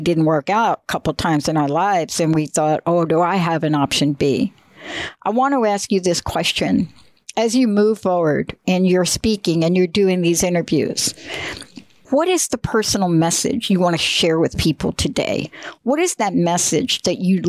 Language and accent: English; New York City, New York, United States; moved away; I'm a girl from the Bronx, New York, and I did grow up in a projects